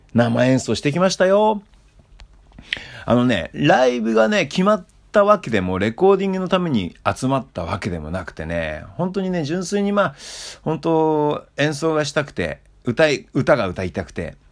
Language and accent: Japanese; Hokkaido, Japan; 僕のふるさとね、えー、北海道